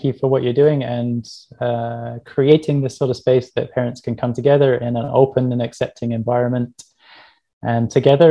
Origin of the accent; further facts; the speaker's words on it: England, United Kingdom; I grew up in England